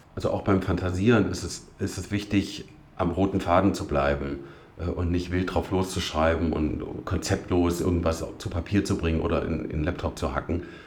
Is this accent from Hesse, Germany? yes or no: yes; Witzenhausen, Hesse, Germany; moved away as an adult; also born or lived in Duderstadt; now in Göttingen, Germany; Aufgewachsen bin ich aber in Nordhessen, in Witzenhausen.